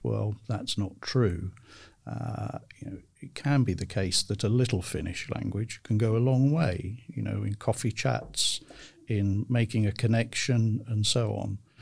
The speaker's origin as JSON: {"language": "English", "country": "United Kingdom", "moved": "as an adult", "lives_now": "Tampere, Finland", "said": "I'm from the United Kingdom."}